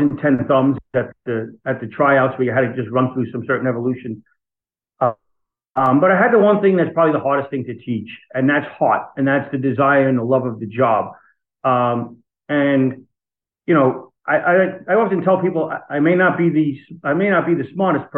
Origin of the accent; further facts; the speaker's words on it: Long Island, New York, United States; I was born on Long Island. I am one of six children, three boys and three girls. And I live on Long Island still today. That's where I've always lived